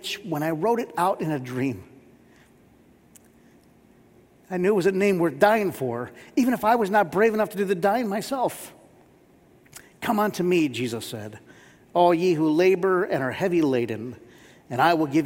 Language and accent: English; Warren, Michigan, United States; I grew up in Warren, Michigan